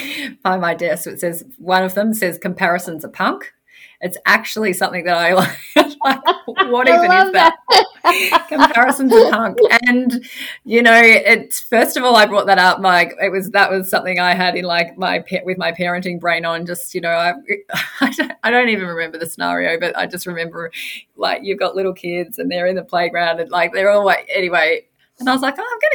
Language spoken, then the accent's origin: English; Victoria, Australia; I'm from Victoria, so that's just not that far away from where I live